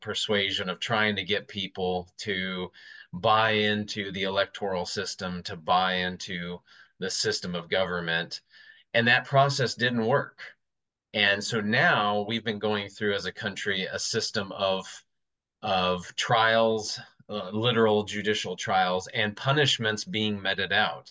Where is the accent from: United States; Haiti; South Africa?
United States; as an American